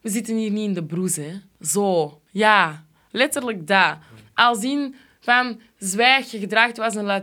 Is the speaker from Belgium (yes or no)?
yes; Antwerp, Flanders, Belgium; soms ben ik wel geneigd om dan zo heel koppig gewoon te zeggen van Antwerpen.